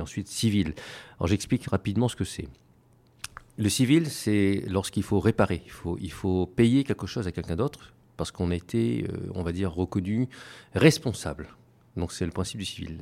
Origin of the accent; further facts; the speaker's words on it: Réunion; moved away as an adult; also born or lived in Paris, France; now in Taiwan; moi je suis originaire d'une petite île qui s'appelle l'île de la Réunion. Euh, j'ai grandi là-bas, je suis né là-bas, j'ai grandi là-bas jusqu'à l'âge de 18 ans, puis ensuite je suis parti sur Paris.